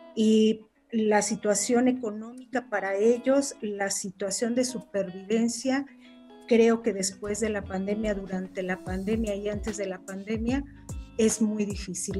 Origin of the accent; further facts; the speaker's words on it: Mexico; nuestra cultura, nuestro país